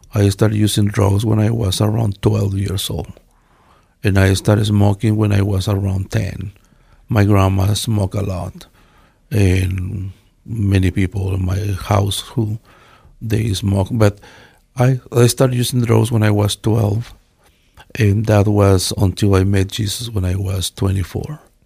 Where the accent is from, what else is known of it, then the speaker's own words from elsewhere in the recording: Quetzaltenango, Guatemala; English is a second language; now in Treasure Valley, United States; I am from Guatemala. from one place named Quetzaltenango